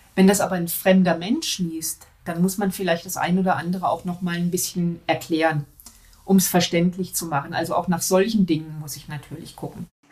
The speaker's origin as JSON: {"language": "German", "country": "Germany", "said": "bei uns in Deutschland"}